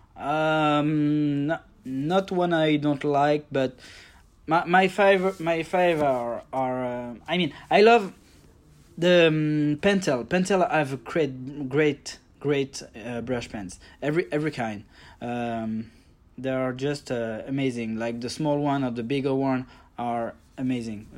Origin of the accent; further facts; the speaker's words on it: France; from France. I'm just near Paris.